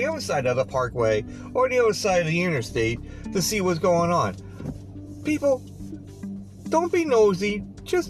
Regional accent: Long Island, New York, United States; moved away; also born or lived in Pennsylvania; now I'm back in Long Island for, you know, 7-8 years now, you know, even though I'm originally from Long Island

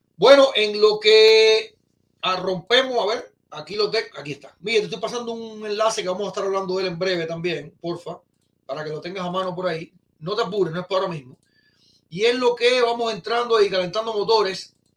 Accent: Cuba; moved away; also born or lived in Güira de Melena; Yo estudié en Guira Melena. Estudié mi primer año de pre en Maía Rodríguez y el 11 y 12 en Batalla de Acucho

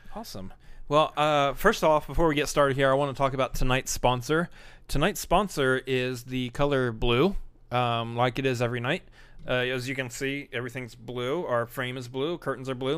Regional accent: Texas, United States; you also say y'all because we're from Texas

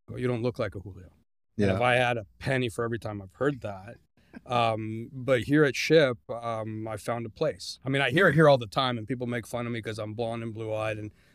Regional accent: Guadalajara, Jalisco, Mexico; English is a second language; now in United States; So I was born in Mexico, and then I started. I moved to the States when I was 2. My dad worked for Hewlett Packard, so immigrated to the United States, and I pretty much started growing up here. And when I was 10, I moved back to Mexico, back to Guadalajara. I lived 6 years in Guadalajara.

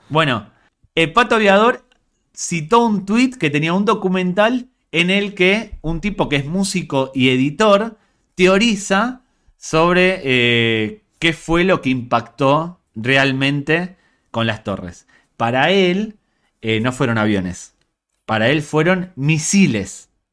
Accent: New York, United States; also born or lived in Galicia; A mí como neoyorquino

